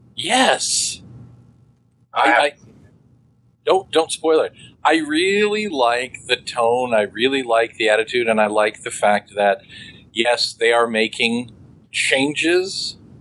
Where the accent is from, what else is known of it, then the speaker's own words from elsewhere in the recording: Midwest, United States; we are from the Midwest, and in the Midwest, a lot of those, um, what I like to refer to as maybe that uh, more rustic manner of speaking